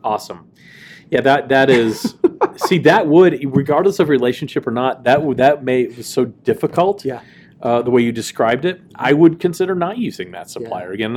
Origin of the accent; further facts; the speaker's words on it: Dallas, Texas, United States; I grew up in Dallas